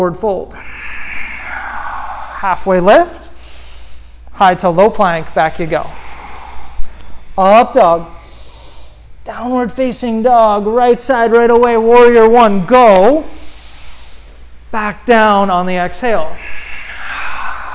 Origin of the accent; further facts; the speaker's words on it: East Coast, United States; moved away; I'm from the East Coast